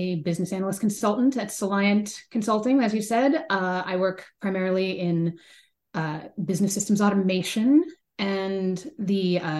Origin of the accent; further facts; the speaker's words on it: Bay Area, California, United States; growing up in the Bay Area